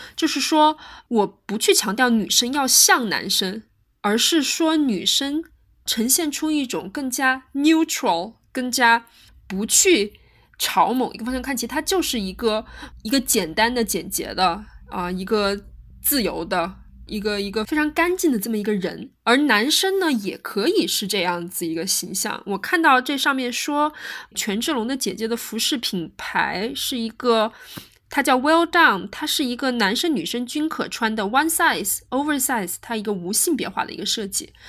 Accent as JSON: {"language": "Chinese", "country": "China", "said": "我们中国人"}